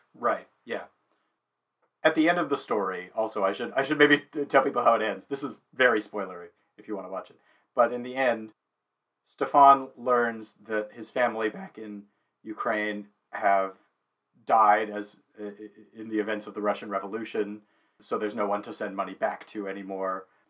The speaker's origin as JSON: {"language": "English", "town": "Saskatoon", "region": "Saskatchewan", "country": "Canada", "tie": "born or raised there", "said": "I grew up in Saskatoon"}